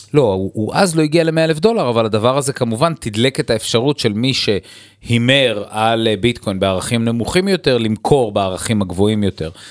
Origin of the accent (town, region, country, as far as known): Israel